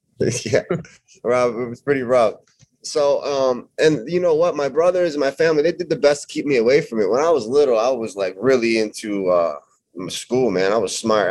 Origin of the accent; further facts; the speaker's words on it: Chicago suburbs, Illinois, United States; Chicago suburbs, about 20 minutes outside Chicago, 30 minutes.